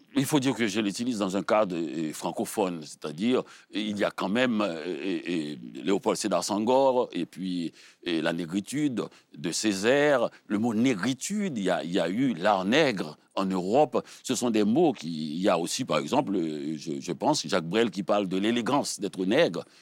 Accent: Haiti; je suis haïtien

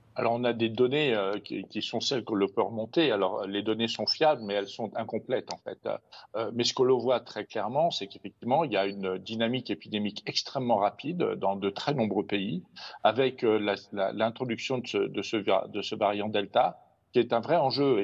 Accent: France; chez nous en France

